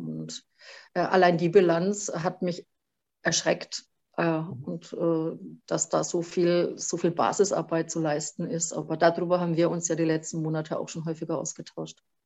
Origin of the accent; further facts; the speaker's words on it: Franconia, Bavaria, Germany; accent: Franconian; also born or lived in Vogtland; wahrscheinlich hört man es dann auch ziemlich äh, schnell, dass ich eine Fränkin bin durch und durch